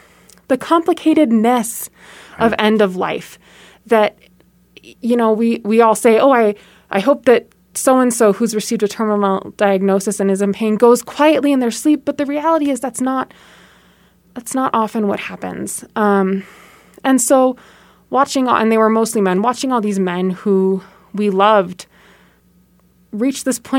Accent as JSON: {"language": "English", "town": "San Francisco", "region": "California", "country": "United States", "tie": "born or raised there", "said": "So I was born in Southern California and grew up in San Francisco. I lived in San Francisco from 1990 to 1999, where my dad served a church in downtown San Francisco."}